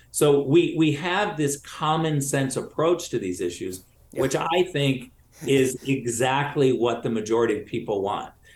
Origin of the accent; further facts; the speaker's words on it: Michigan, United States; I was born in Michigan. I'm originally from Michigan